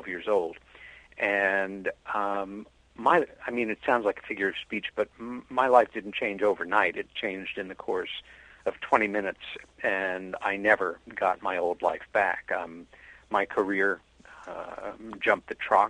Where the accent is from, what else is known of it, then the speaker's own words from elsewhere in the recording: Long Island, New York, United States; also born or lived in Queens, New York; my sister Helen and I had together growing up on Long Island, New York.